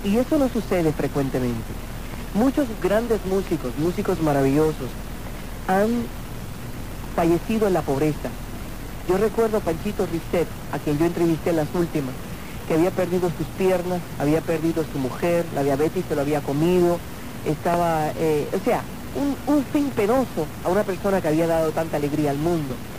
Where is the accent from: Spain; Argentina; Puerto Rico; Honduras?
Puerto Rico; yo soy íbara, ¿eh? yo soy puertorriqueña